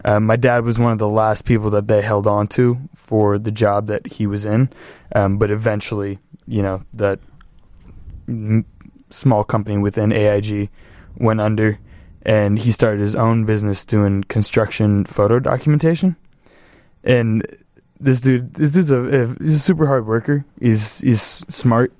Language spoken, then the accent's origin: English; Los Angeles, California, United States; moved away as an adult; now in Chicago, United States; West Valley, too. So, like, deep, deep valley